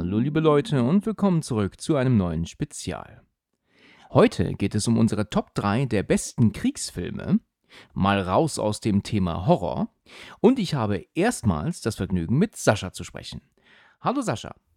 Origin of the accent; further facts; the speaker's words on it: Husum, Schleswig-Holstein, Germany; now in Hesse, Germany; bin ich ja eigentlich Husumer